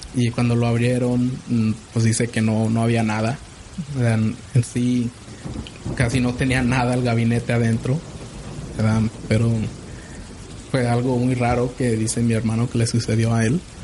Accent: Zacatecas, Mexico; somos nosotros somos de parte de Zacatecas, las ciudades la ciudad de Zacatecas en el estado de Zacatecas

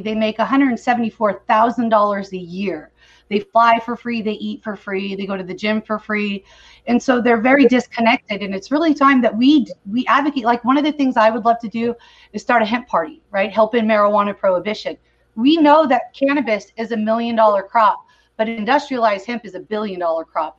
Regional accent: California, United States; moved away as an adult; now in Missouri, United States; I'm originally from California

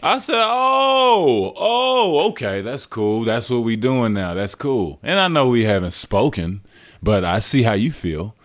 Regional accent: Dallas, Texas, United States; moved away; I'm from Dallas, so I was back home

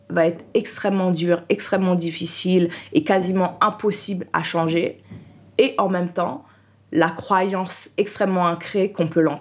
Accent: Haiti; j'étais, en plus, le truc, comme je suis haïtienne, je suis née, je suis doublement noire. C'est, euh, voilà, en vu l'histoire d'Haïti.

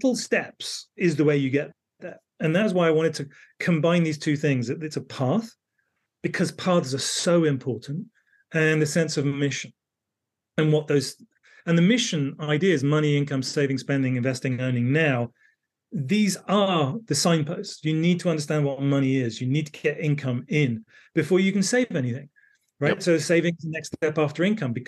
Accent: the Cotswolds, South West England, United Kingdom; I grew up in the Cotswolds in the UK.

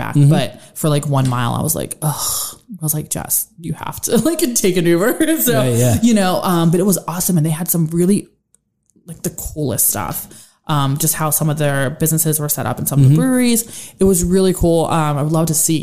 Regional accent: North Huntington, Pennsylvania, United States; also born or lived in Slippery Rock, Pennsylvania; now in Irwin, United States; I grew up in North Huntington

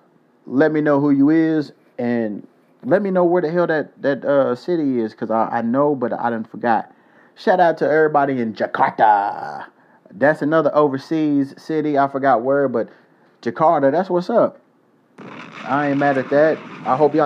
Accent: Louisville, Kentucky, United States; also born or lived in South Korea; Louisville, my hometown

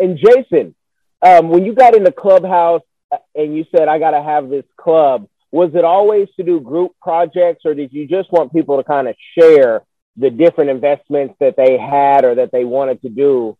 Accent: Oakland, California, United States; I am from Oakland. My grandmother is from Arkansas.

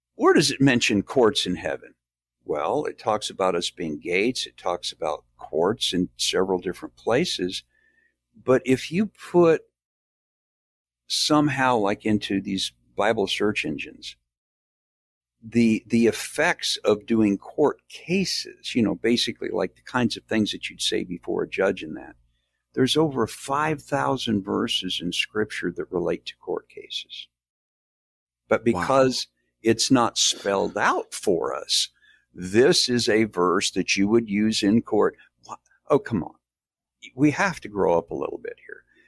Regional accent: Midwest, United States; now in the South, United States; I was born in the South, raised in the Midwest, and I'm back in the South now

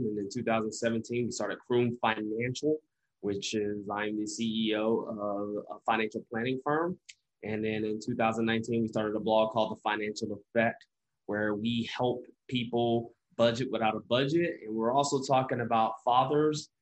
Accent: the South, United States; I'm from the South

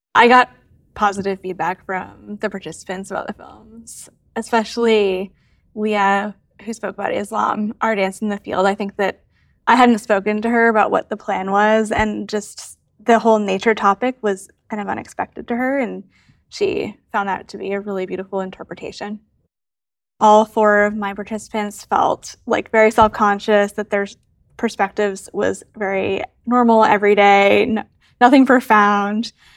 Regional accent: Massachusetts outside of Boston, United States; now in Cincinnati, United States; I am originally from Massachusetts outside of Boston. I currently live in Cincinnati

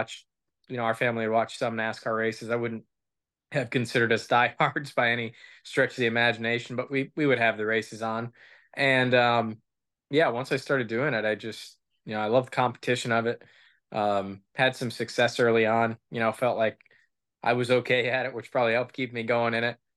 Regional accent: Waterford, Michigan, United States; it was um, um, 45 minutes away from where I grew up down in Waterford, Michigan

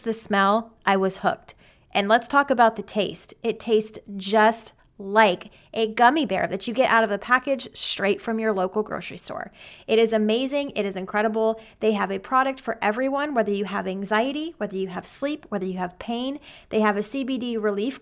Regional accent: Arizona, United States; moved away as an adult; now in Texas, United States; I am from Arizona

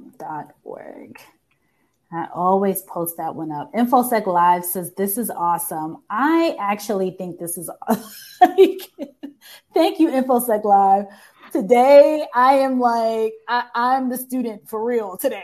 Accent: New York, United States; now in Washington, DC, United States; I'm from New York, and I didn't know many people in the military in New York

